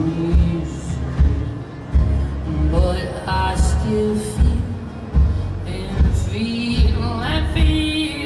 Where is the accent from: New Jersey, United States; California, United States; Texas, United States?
California, United States; Napa; I'm actually from Napa.